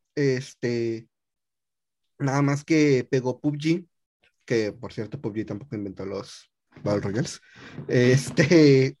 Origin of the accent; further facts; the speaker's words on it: Mexico; soy mexicano